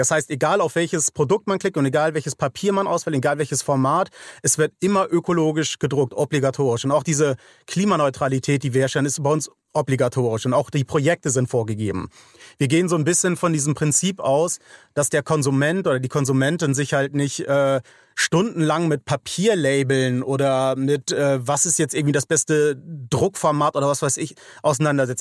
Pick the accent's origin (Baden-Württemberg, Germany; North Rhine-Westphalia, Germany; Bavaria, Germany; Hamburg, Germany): Hamburg, Germany; ich komme aus Hamburg, St. Georg